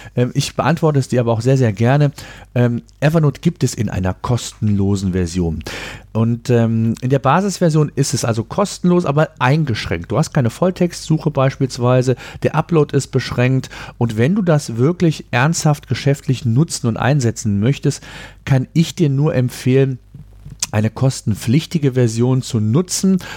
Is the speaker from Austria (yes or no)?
no; Germany; bei uns in Deutschland